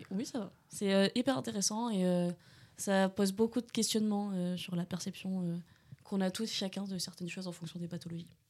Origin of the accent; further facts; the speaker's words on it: Bordeaux, Nouvelle-Aquitaine, France; moved away as an adult; now in Angers, France; je suis née à Bordeaux et du coup je suis venue sur Angers pour faire ma première année